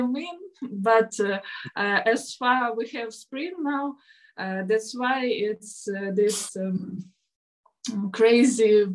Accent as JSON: {"language": "English", "country": "Ukraine", "second_language": "English", "said": "I'm artist from Ukraine"}